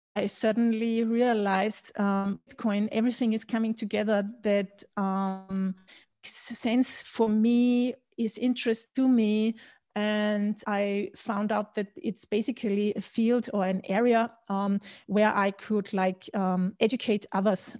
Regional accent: Austria; also born or lived in Berlin / London; I was born and raised in Austria

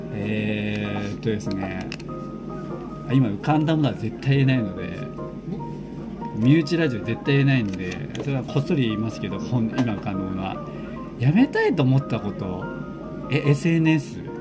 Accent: near Shibayama, Chiba, Japan; 故郷のご近所、芝山ってあるんですけど

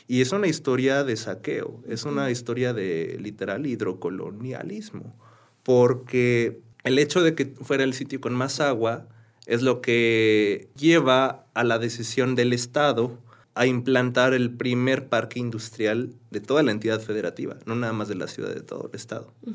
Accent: Querétaro, Mexico; yo soy queretano, yo nací en Querétaro, tengo muy bellas memorias eh, en Querétaro

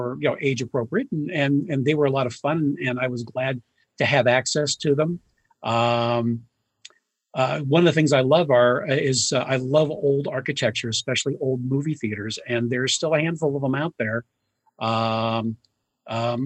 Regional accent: Youngstown, Ohio, United States; moved away as an adult; also born or lived in New York / Los Angeles; now in Cleveland, United States; in my hometown of Youngstown, Ohio.

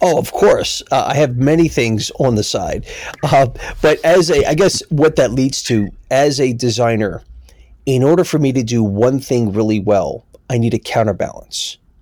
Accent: Philadelphia, Pennsylvania, United States; now in New York, United States; growing up in Philly

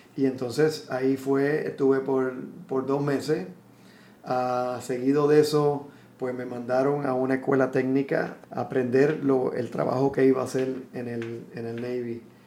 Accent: San Juan, Puerto Rico; moved away as an adult; colinas de Fairview, que es donde crecí en, crecí en Fairview, en Coupey

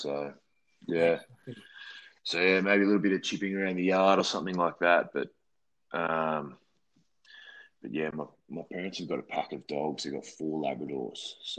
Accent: Tamworth, New South Wales, Australia; moved away as an adult; also born or lived in Sydney; now in Japan; I grew up in Tamworth, but, you know, I went to boarding school. I lived in Sydney for a long time. I'm not really from the country. I don't live off the land. I don't feel the struggles of drought.

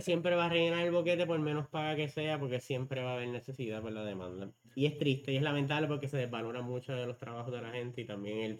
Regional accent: Puerto Rico; nosotros como boricuas

